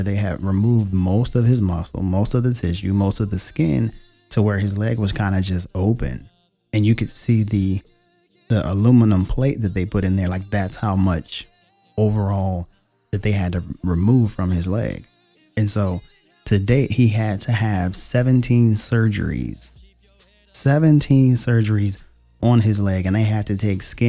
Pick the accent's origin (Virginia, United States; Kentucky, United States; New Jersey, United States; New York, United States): Virginia, United States; Richmond; I was born in Richmond, Virginia, and I currently live in Northern Virginia